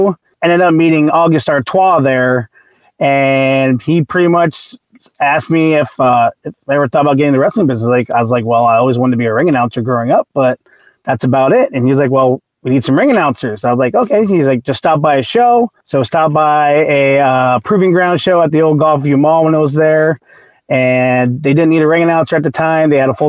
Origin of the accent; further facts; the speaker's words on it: Ohio, United States; Grew up with a bunch of friends in my hometown in Ohio.